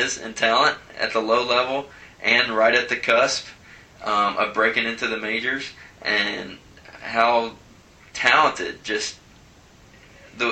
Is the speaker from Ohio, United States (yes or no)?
yes; Cincinnati, Ohio, United States; I'm from Cincinnati